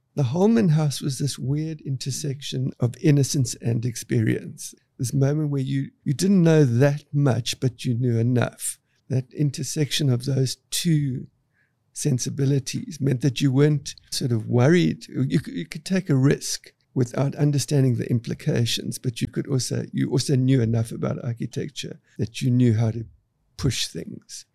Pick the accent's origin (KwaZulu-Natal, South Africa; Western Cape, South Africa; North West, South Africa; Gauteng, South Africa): Western Cape, South Africa; Cape Town; I grew up in Cape Town, South Africa